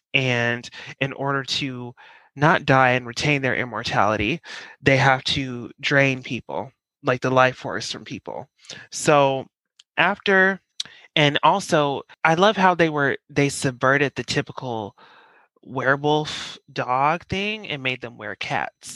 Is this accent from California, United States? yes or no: no; Colorado, United States; now in New York, United States; I'm from Colorado